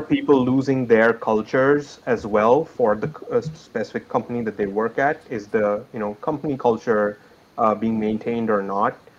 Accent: India; moved away as an adult; I hail from India. That's where my family is

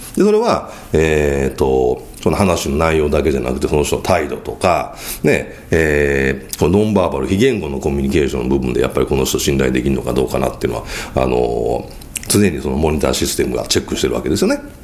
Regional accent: Kyoto, Japan; accent: Kansai dialect, Kyoto accent; 僕は京都出身ですから、まあちょっと関西弁じゃないですか。

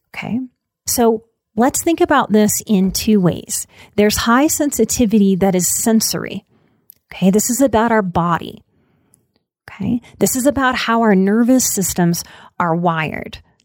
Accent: Louisiana, United States; I'm, I'm from Louisiana

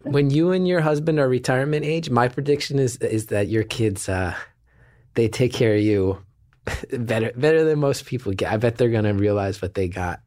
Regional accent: New Jersey, United States; I'm from Jersey

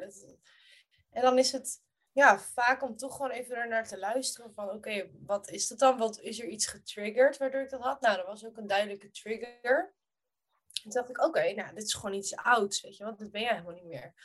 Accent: Rotterdam, South Holland, Netherlands; ik groeide op in Kralingen, in Rotterdam.

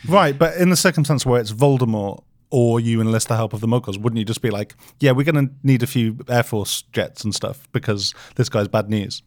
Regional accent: United Kingdom; speaking as a British person, like, we don't see the sun that much

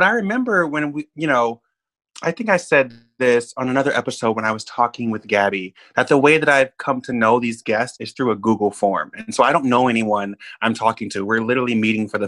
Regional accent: Oklahoma City, Oklahoma, United States; moved away as an adult; now in New York, United States; I grew up in Oklahoma City. I'm not from New York. You know, I've been in New York 5 years.

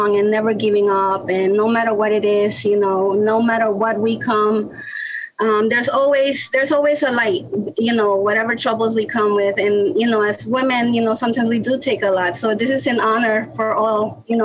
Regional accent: Mexico City, Mexico; also born or lived in New York, United States; now in Baltimore, United States; I was born in New York, but I grew up in Mexico, in the city, Mexico City, with my grandma

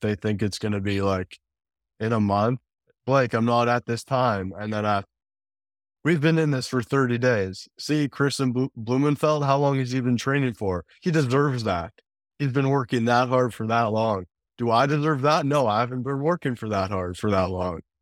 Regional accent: Canada; also born or lived in Calgary; growing up in Canada

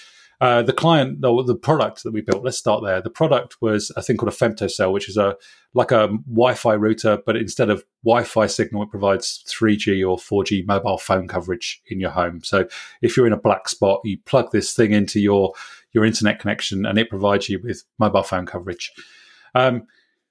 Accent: Swindon, South West England, United Kingdom; I was at a small startup called Ubiquisys in my hometown in Swindon

